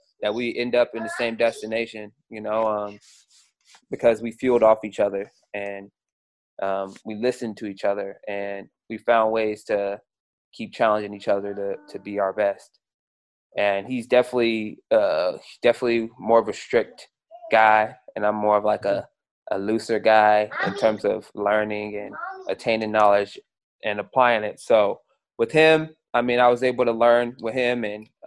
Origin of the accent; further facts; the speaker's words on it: Seattle, Washington, United States; I grew up in Seattle.